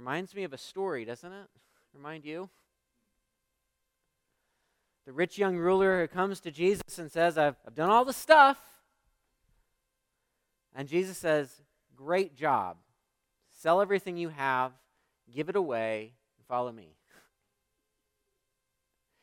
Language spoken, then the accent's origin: English; United States; as American Christians